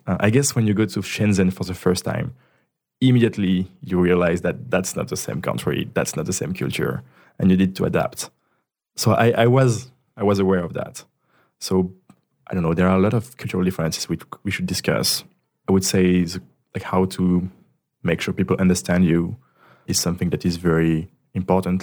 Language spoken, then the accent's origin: English; Ardèche, Auvergne-Rhône-Alpes, France; English is a second language; moved away as an adult; now in Paris, France; I'm from Ardèche, which is like, I think the, the region in France with the less population. It's really the countryside